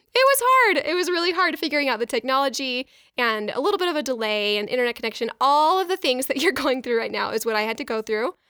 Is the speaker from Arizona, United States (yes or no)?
yes; Mesa, Arizona, United States; moved away as an adult; also born or lived in Boston, Massachusetts; I grew up in Mesa, Arizona